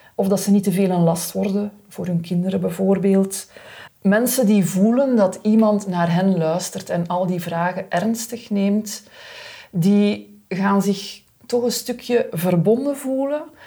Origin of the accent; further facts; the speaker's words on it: Aalst, Flanders, Belgium; ik in mijn thuisstad Aalst kunnen beginnen werken